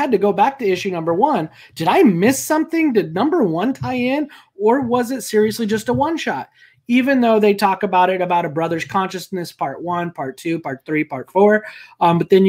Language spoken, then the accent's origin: English; New Mexico, United States; moved away; since I come from New Mexico, which I feel like is very, I mean, to a point, very similar to Texas.